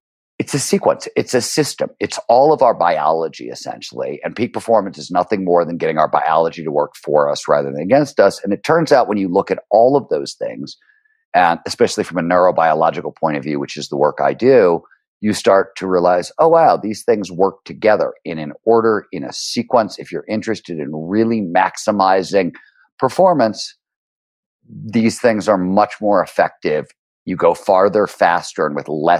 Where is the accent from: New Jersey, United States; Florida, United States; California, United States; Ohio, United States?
Ohio, United States; Cleveland; born or raised there